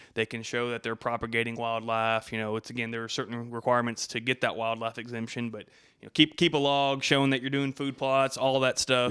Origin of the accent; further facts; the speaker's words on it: Abbott, Texas, United States; also born or lived in Hillsboro, Texas; from Abbott, Texas. I was born in Hillsboro, which is just north of Abbott, you know, small town